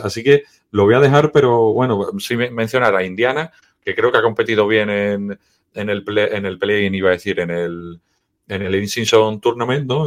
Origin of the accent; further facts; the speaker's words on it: Seville, Andalusia, Spain; Yo soy de Sevilla